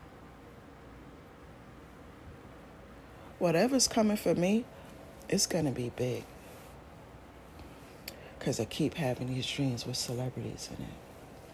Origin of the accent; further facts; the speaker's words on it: New York City, New York, United States; I'm a New Yorker